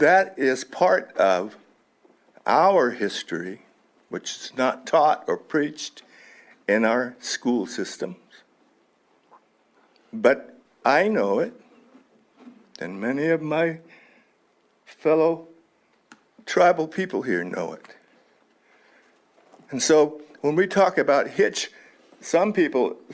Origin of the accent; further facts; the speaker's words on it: Elem, Lake County, California, United States; also born or lived in Colusa, California; I was raised on Ilem. I was born in 1949 in Calusa and moved to Lake County with my mom